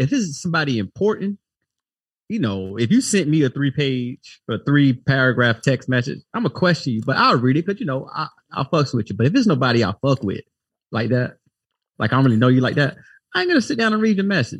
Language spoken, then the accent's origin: English; Florida, United States; I'm from Duval County, stand up by way of Fred.